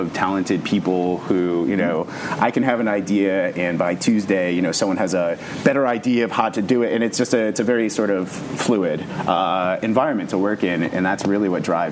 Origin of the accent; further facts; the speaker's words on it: Rhode Island, United States; also born or lived in Colorado / Chicago; now in Pittsburgh, United States; I grew up in Rhode Island.